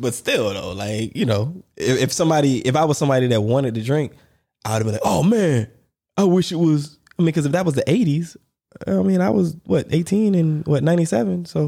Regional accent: United States; moved away; I'm American

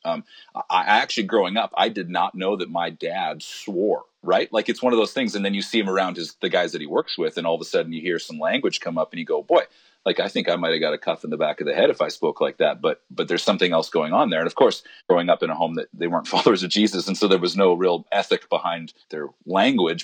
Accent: Alberta, Canada; now in Vancouver, Canada; I grew up in Alberta

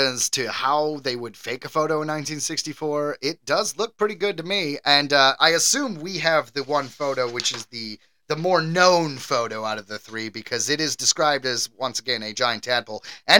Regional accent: Michigan, United States; I grew up in Michigan, so we have the Great Lakes.

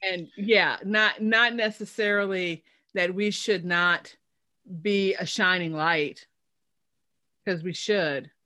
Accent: Chicago, Illinois, United States; moved away; I'm from Chicago originally

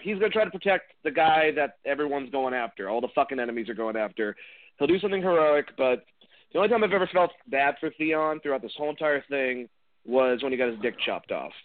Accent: Boston, Massachusetts, United States; I'm from Boston

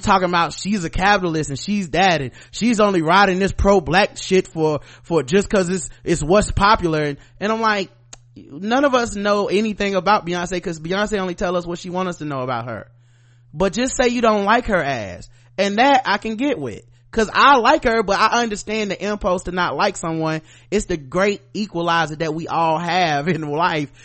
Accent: the South, United States; I'm from the South, I'm a black man in America

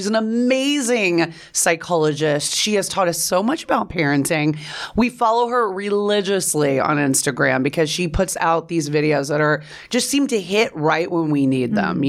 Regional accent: Texas, United States; I am from Texas, honey. You know, I grew up

